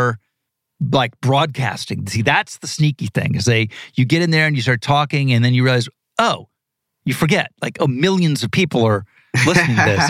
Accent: Ohio, United States; moved away; I'm from Ohio

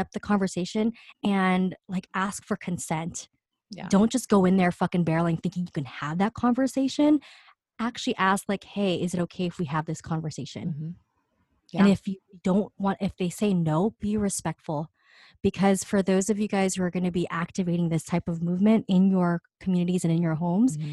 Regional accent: New York City, New York, United States; I'm from fucking Queens, Astoria.

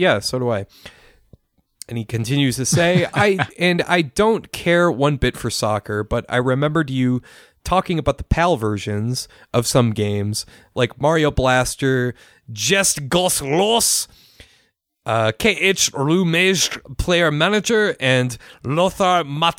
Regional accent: Germany; English is a second language; So anyways … I'm from Germany

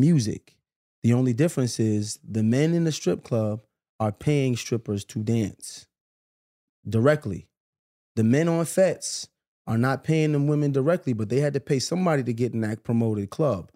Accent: New York, United States; I grew up in New York.

